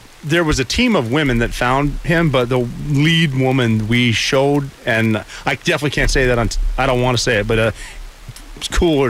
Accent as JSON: {"language": "English", "town": "Butte", "region": "Montana", "country": "United States", "tie": "born or raised there", "moved": "yes", "said": "he's from my hometown, Butte, Montana."}